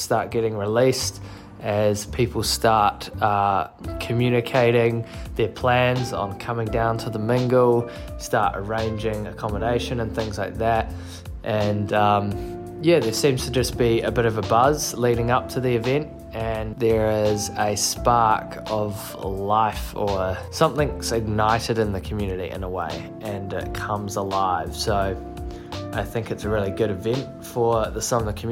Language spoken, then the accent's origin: English; Nelson, New Zealand; moved away as an adult; now in Christchurch, New Zealand; I am from Nelson, so it's a pretty hard place to leave